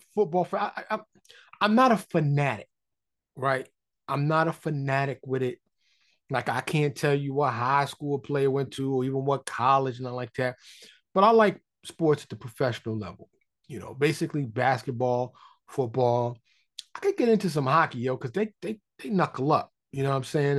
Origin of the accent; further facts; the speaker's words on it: New York City, New York, United States; now in Dallas, United States; I grew up in Harlem in the Bronx